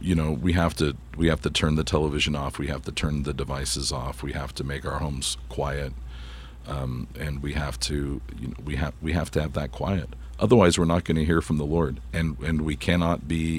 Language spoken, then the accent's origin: English; United States; I love being an American.